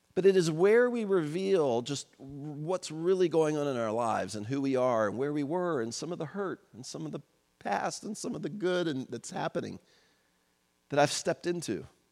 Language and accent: English; United States; born and raised in the United States in the second half of the twentieth century, as I was